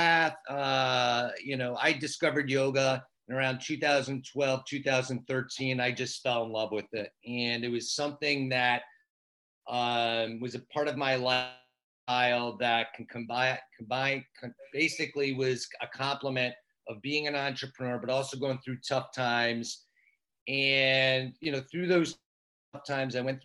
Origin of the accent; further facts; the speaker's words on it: Michigan, United States; we're from Michigan.